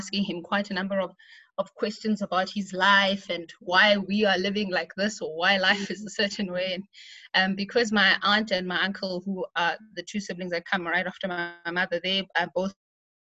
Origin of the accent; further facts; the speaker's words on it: Pretoria, Gauteng, South Africa; also born or lived in Thulamahashe, Bushbuckridge, Mpumalanga / White River, Mpumalanga; So the formative years of my life was spent growing up in Pretoria, where I was raised by my father.